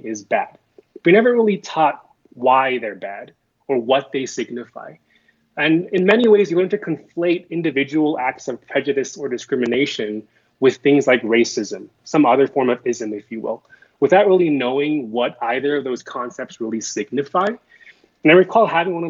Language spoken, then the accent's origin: English; United States; I'm Korean American, second generation, an individual of Korean descent.